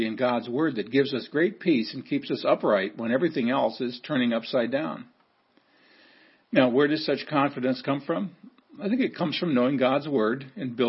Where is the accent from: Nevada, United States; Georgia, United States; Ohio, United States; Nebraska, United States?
Nebraska, United States; Seward; growing up in Seward, Nebraska